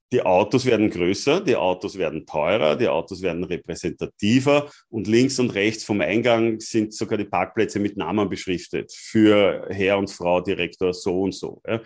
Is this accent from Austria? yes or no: yes; Austria; als Österreicher